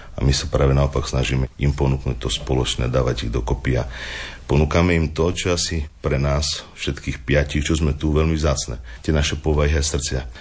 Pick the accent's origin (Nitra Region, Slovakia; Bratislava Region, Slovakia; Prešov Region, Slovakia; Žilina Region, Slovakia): Prešov Region, Slovakia; Osikov; moved away as an adult; also born or lived in Banská Bystrica; now in Partizánske, Slovakia; ja som originál rodak od Bardiova z jednej krásnej malej dedinky Osikov